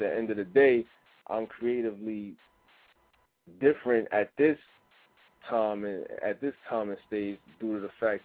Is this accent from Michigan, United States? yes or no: no; New York City, New York, United States; where I come from, in New York.